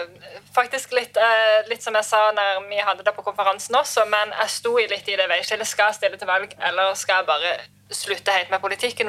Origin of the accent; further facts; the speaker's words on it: Lista, Agder, Norway; jeg er fra Lista